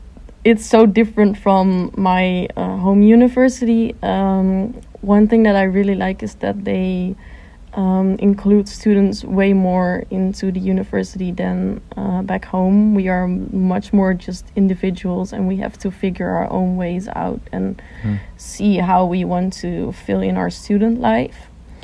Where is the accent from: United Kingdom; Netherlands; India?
Netherlands; moved away as an adult; now in Seoul, South Korea